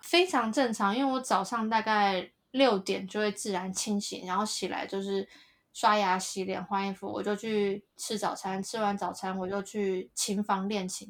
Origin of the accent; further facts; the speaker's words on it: Taiwan; 我是台湾来的